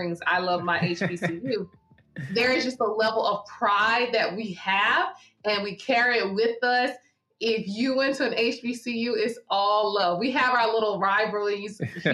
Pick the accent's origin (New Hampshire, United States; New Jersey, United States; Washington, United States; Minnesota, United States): New Jersey, United States; Linden; moved away as an adult; also born or lived in Bronx, New York / New Orleans, Louisiana; I grew up in New Jersey. So I am from Linden, New Jersey. I was born in the Bronx. We moved to Jersey. I am a Jersey girl